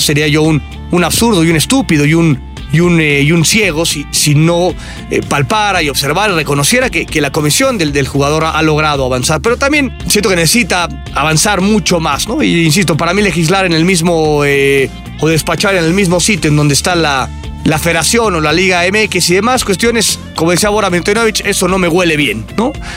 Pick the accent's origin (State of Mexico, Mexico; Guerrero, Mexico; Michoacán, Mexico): State of Mexico, Mexico; Naucalpan; en mi pueblo, en mi pueblo satélite capital del mundo.